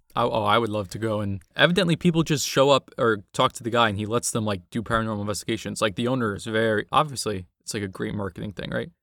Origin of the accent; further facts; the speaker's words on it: New York City, New York, United States; in the Bronx, in my hometown